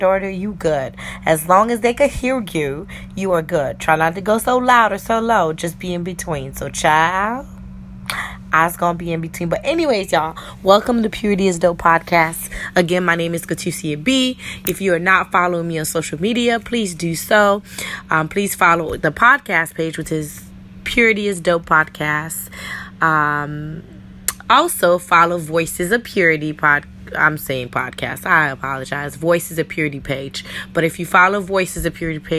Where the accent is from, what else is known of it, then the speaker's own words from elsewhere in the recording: New York, United States; I'm, you know, originally from New York, but my parents are Islanders